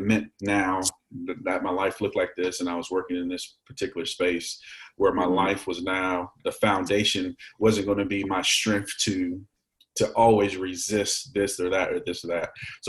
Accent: Frederick, Maryland, United States; also born or lived in North Carolina / Texas / Virginia; so I grew up late elementary school, middle school, and high school in Frederick, Maryland.

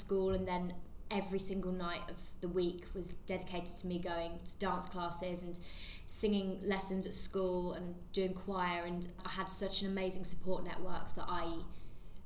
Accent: Suffolk, East of England, United Kingdom; moved away; also born or lived in Hertfordshire; I am originally from Suffolk, which is in the countryside

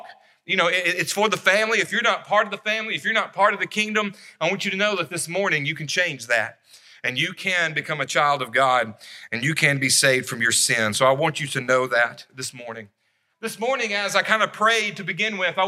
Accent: Savannah, Tennessee, United States; also born or lived in Florence, Alabama; I was born in Florence. When I was 10 years old, we moved to Savannah, Tennessee

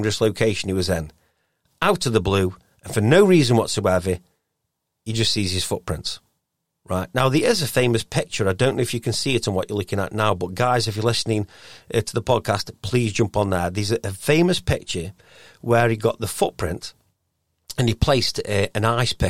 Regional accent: Stoke-on-Trent, West Midlands, United Kingdom; I am from Stoke

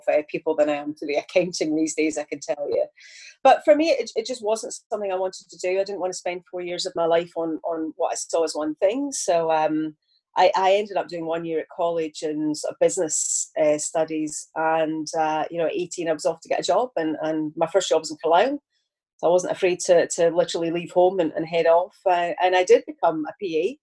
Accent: Glasgow and Ayrshire, Scotland, United Kingdom; accent: Glaswegian; now in Liverpool, United Kingdom; Most people will consider my accent to be Glaswegian, where I was in Glasgow for many years. But actually, I was in Ayrshire for quite a good bit of my childhood. So between Glasgow and Ayrshire

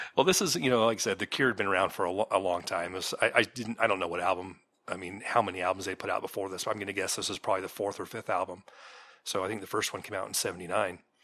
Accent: Santa Cruz, California, United States; me growing up in California and being that fourteen year old boy

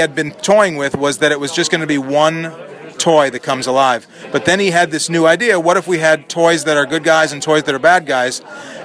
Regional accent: Chicago, Illinois, United States; I grew up in Chicago

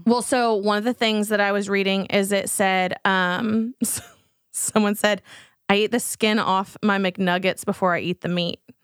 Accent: Texas, United States; we're from Texas

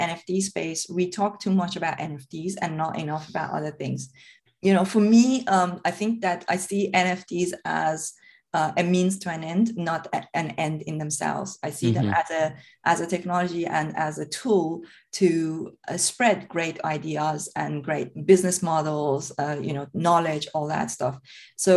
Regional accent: Iran; moved away; I'm originally from Iran.

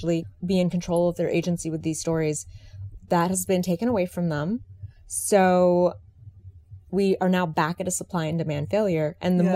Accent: Washington, District of Columbia, United States; moved away; I'm actually a DC native

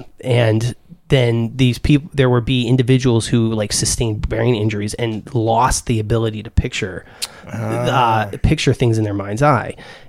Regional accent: Ireland; I'm Irish.

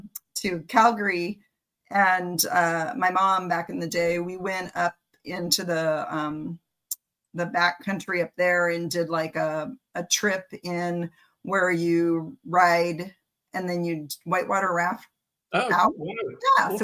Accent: Yakima, Washington, United States; I grew up in Yakima

